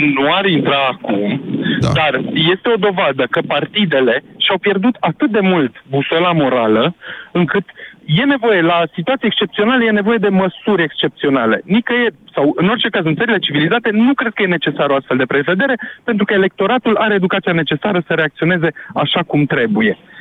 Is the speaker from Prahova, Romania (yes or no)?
no; Brașov, Brașov County, Romania; Eu mm-hmm. sunt brașovean